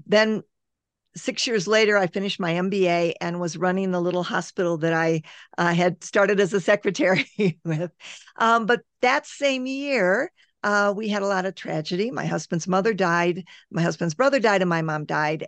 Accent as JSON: {"language": "English", "country": "United States", "said": "I'm American"}